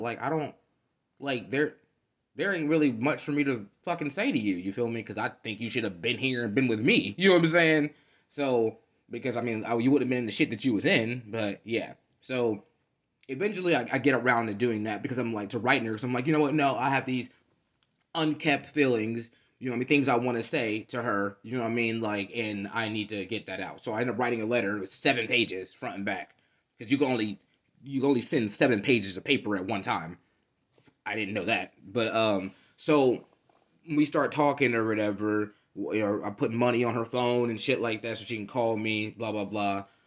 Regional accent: Cincinnati, Ohio, United States; moved away as an adult; now in Central Ohio, United States; I'm from Cincinnati

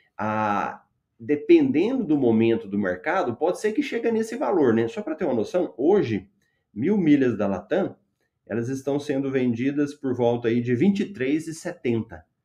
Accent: Goiânia, Goiás, Brazil; eu sou de Goiânia

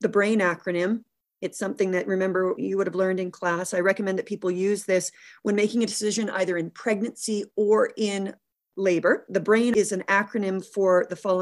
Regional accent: Canada; our culture as a Canadian

